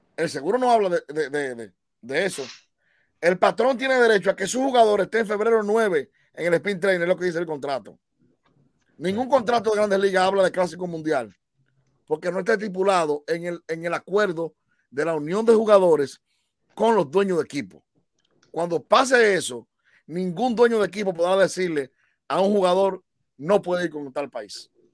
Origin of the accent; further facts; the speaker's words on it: Dominican Republic; en mi país, República Dominicana